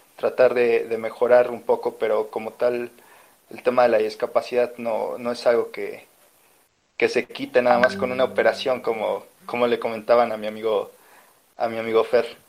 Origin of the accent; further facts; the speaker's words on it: Mexico City, Mexico; de la Ciudad de México